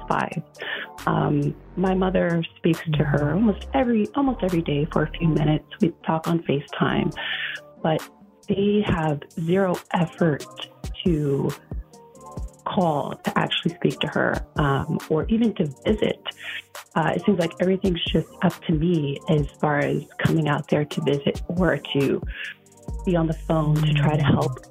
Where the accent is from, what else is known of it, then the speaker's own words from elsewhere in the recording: California, United States; moved away as an adult; now in Houston, United States; I'm originally from California, and I moved to Texas about 10 years ago